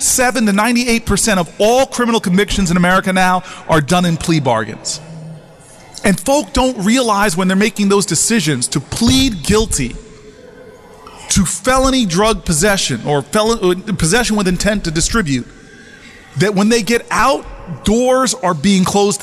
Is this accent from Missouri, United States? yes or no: no; northern New Jersey, United States; where I grew up in New Jersey, my parents literally had to get a white couple to pose as them to be the first black family to move into an affluent town in northern New Jersey.